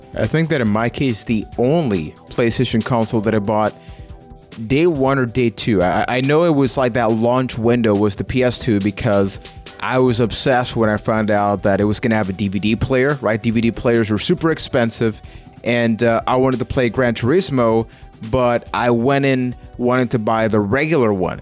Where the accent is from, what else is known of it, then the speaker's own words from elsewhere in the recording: Puerto Rico; now in London, Canada; I'm from Puerto Rico